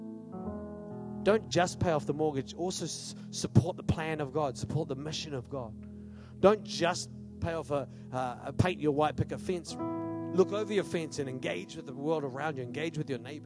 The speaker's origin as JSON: {"language": "English", "country": "Australia", "tie": "born or raised there", "moved": "yes", "lives_now": "New Zealand", "said": "The town I grew up in Australia, 20%, 22% unemployment."}